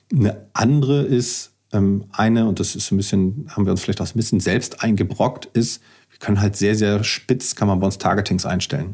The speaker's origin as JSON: {"language": "German", "town": "Kiel", "region": "Schleswig-Holstein", "country": "Germany", "said": "Ich bin Kieler"}